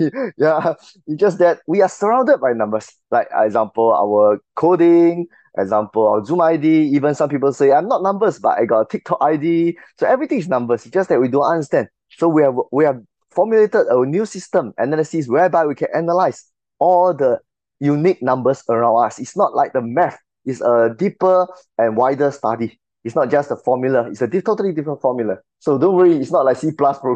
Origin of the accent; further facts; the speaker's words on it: Singapore; I'm from Singapore.